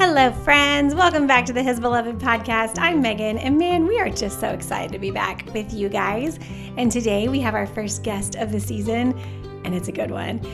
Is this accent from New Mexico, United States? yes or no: no; Dallas, Texas, United States; I'm from South Dallas